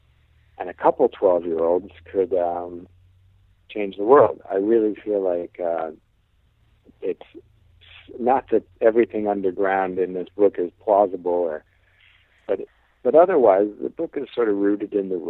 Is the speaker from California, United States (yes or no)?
no; Illinois, United States; I came from Illinois. There's no hills there.